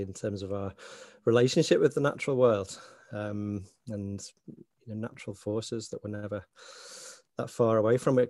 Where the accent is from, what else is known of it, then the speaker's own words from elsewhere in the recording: Sefton coast, Merseyside, North West England, United Kingdom; accent: Scouser; now in Northern Ireland; very fortunate to grow up in that part of the world on the Sefton coast